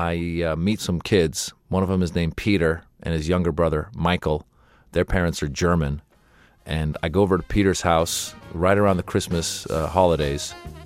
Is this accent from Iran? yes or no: yes; Iran; moved away; I was born in Iran